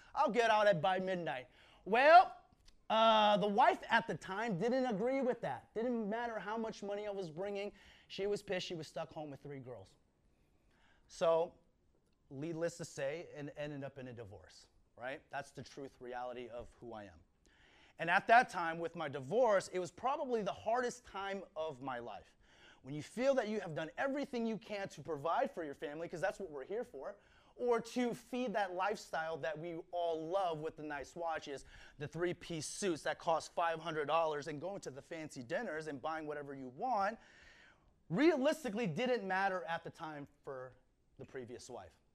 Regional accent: Fort Washington, Maryland, United States; moved away as an adult; now in California, United States; I'm originally from Washington, uh, Fort Washington, Maryland, which is right next to Washington, D.C. I am the youngest of four brothers.

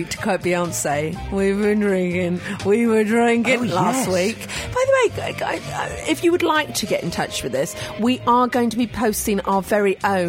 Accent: Kent, South East England, United Kingdom; I'm from Kent.

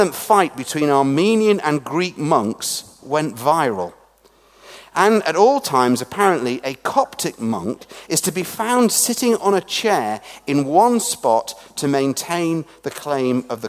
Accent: England, United Kingdom; moved away; also born or lived in Scotland; as an Englishman working in a Scottish Episcopal or Anglican church speaking in Northern Ireland

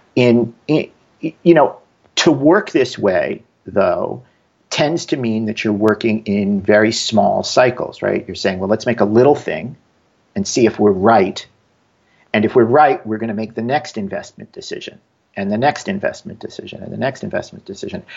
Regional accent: New York, United States; now in Bay Area, United States; I'm a New Yorker

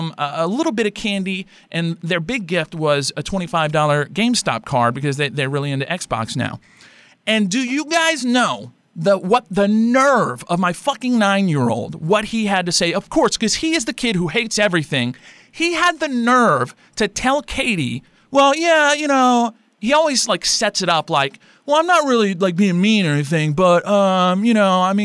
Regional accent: Louisiana, United States; we're from Louisiana.

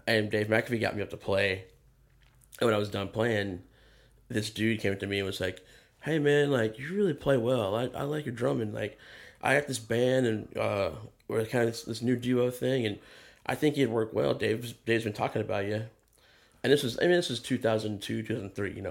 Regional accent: Athens, Georgia, United States; moved away; I grew up in Georgia, I grew up in Athens

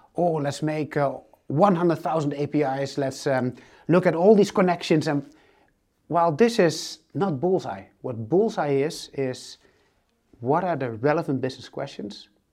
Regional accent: northern Netherlands, Netherlands; moved away as an adult; now in Amsterdam, Netherlands; I'm actually not from Amsterdam. I'm from a very small village uh, in the north of uh, the Netherlands.

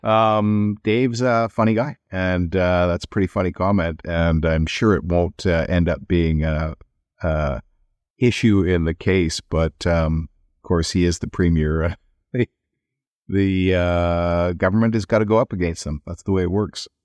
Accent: Edmonton, Alberta, Canada; now in British Columbia, Canada; I come from Edmonton

